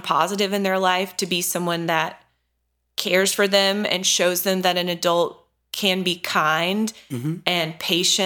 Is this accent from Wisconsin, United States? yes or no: no; North Carolina, United States; I grew up in North Carolina. I've lived here my whole life